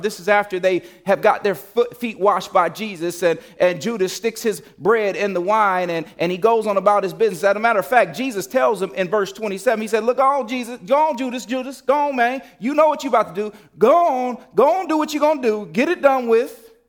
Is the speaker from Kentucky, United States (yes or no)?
no; Gary, Indiana, United States; when I was a kid and growing up in Gary